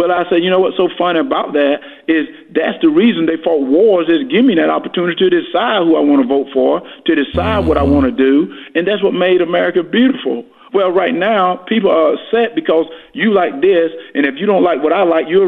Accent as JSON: {"language": "English", "region": "Georgia", "country": "United States", "tie": "born or raised there", "said": "I grew up in Georgia when things was getting better."}